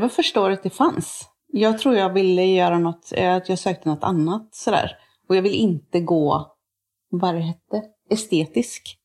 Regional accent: Tibro, Västra Götaland, Sweden; accent: some kind of western; moved away; also born or lived in Motala; sen flyttade vi till Tibro där min farmor och farfar är ifrån

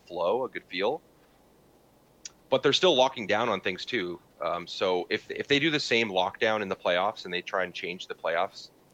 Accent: Canada; From our perspective as like Canadian watchers

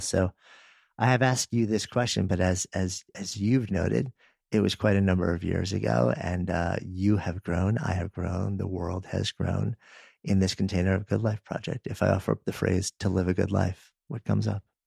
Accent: Northeast, United States; now in Boulder, United States; I grew up in the Northeast

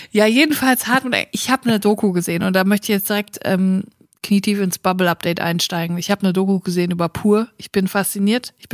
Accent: Bietigheim-Bissingen, Baden-Württemberg, Germany; Ich komme aus Bietigheim. Bissingen

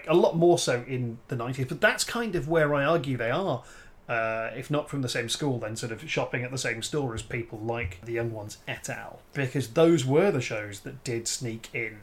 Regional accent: Liverpool, North West England, United Kingdom; I'm from Liverpool

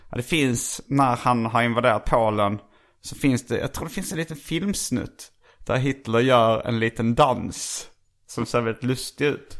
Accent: Skåne, Sweden; moved away as an adult; jag kom ju från Skåne, så det var ju först när jag flyttade hit i tjugoårsåldern

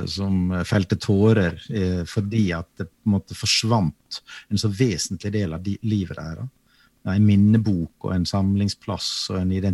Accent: Western Norway, Norway; Jeg er jo vestlending sjøl

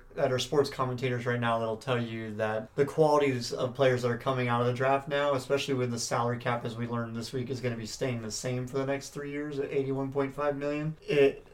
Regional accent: San Diego, California, United States; Growing up in San Diego, being a Blackhawks fan

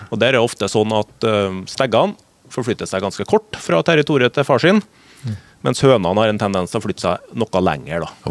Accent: Trøndelag, Norway; jeg er trønder

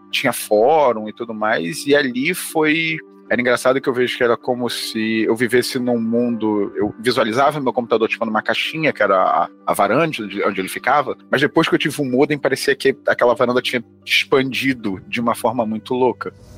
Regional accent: Rio de Janeiro, Brazil; now in São Paulo, Brazil; hoje em dia eu moro em São Paulo, mas eu sou do Rio de Janeiro

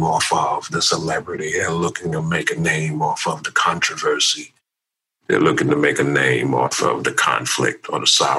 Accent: United States; it's a byproduct of being Black American.

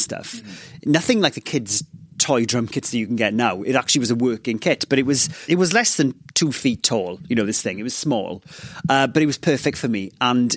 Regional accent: Ammanford, Wales, United Kingdom; first language Welsh; English is a second language; I grew up in Ammanford, this place in southwest Wales

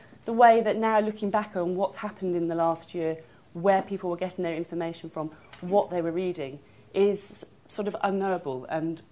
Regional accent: Wales, United Kingdom; I'm from Wales

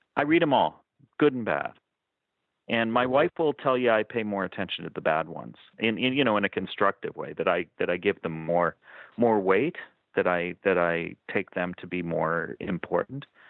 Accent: Lexington, Massachusetts, United States; moved away as an adult; also born or lived in Amherst, Massachusetts / Somerville, Massachusetts; now in Southern California, United States; I, I grew up in Lexington, Massachusetts

